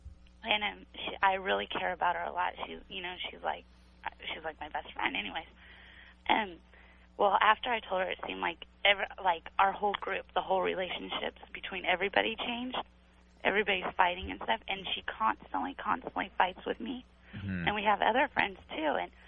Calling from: Bakersfield, California, United States

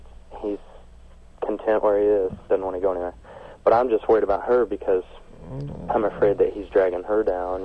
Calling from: Champaign, Illinois, United States; I'm calling from Illinois.

